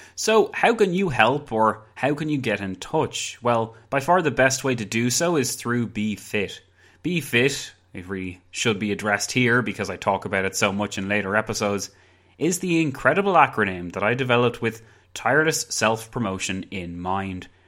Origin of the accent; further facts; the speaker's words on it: County Wicklow, Leinster, Ireland; I'm from Ireland. County Wicklow, to be precise.